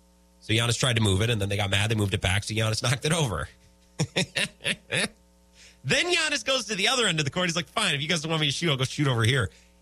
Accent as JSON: {"language": "English", "town": "Menomonie", "region": "Wisconsin", "country": "United States", "tie": "born or raised there", "said": "When I grew up in Menominee, the mean streets of Menominee, the beautiful 715"}